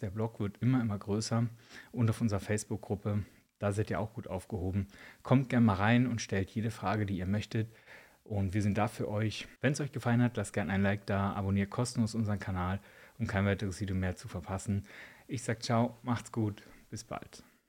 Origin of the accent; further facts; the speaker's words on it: eastern Germany, Spreewald region, Brandenburg, Germany; now in Switzerland; bei uns im Osten, Spreewaldregion